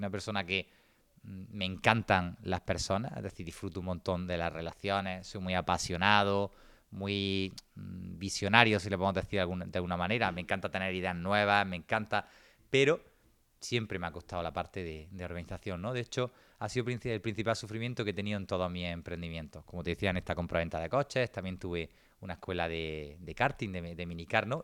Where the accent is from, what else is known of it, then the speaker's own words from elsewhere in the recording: Granada, Andalusia, Spain; soy de Granada